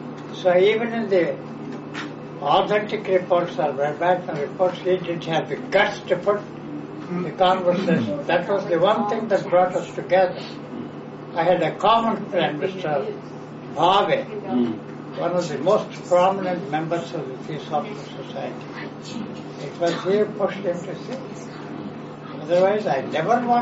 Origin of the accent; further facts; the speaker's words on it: India; I was born in India